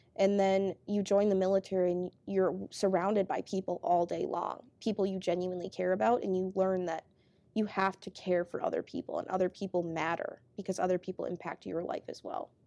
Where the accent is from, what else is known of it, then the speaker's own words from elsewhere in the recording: Grove City, Minnesota, United States; moved away as an adult; now in Twin Cities, United States; I grew up in Grove City.